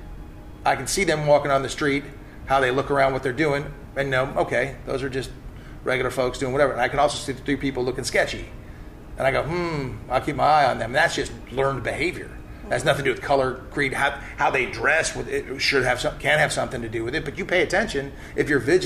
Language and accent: English; Malibu, California, United States; moved away; also born or lived in Pocatello, Idaho / Frederick County, Virginia; I was from Malibu